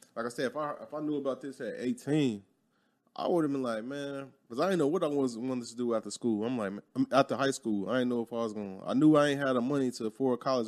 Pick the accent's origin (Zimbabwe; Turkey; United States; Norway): United States; Chicago, Illinois; moved away as an adult; growing up in Chicago, I was never around white people